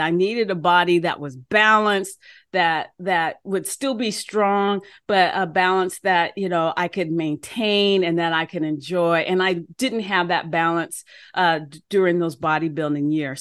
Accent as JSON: {"language": "English", "country": "United States", "also_born_or_lived": "Oklahoma", "moved": "as an adult", "said": "I was from Washington."}